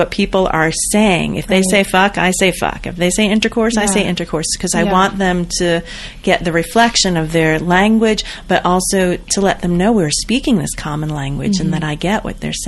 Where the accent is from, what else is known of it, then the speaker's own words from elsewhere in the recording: Boulder, Colorado, United States; I'm from Boulder